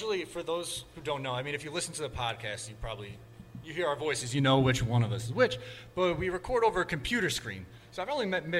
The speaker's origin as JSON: {"language": "English", "area": "Long Island", "region": "New York", "country": "United States", "tie": "born or raised there", "said": "I'm from Long Island. This is my hometown."}